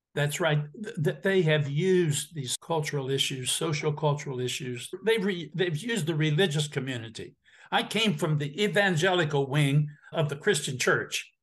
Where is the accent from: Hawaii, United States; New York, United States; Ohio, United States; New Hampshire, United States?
Ohio, United States; Appalachian; I grew up in Appalachia, Ohio